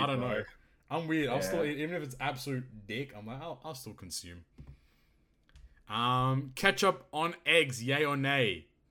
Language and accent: English; New York, United States; But, hey, I'm from New York here.